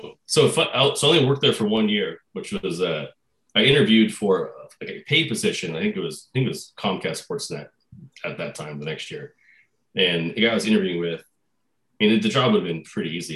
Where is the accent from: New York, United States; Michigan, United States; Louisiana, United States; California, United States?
California, United States; Santa Rosa; Pioneer High School in Santa Rosa. So, north of the Bay Area, about an hour